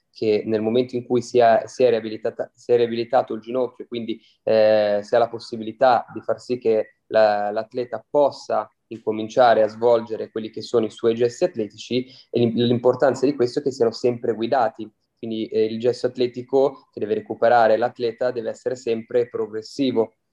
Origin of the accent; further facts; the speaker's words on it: Milan, Lombardy, Italy; sono di Milano